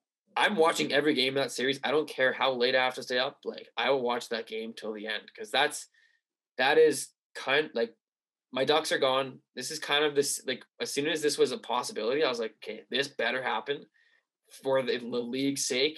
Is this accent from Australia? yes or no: no; Canada; we are Canadian podcasters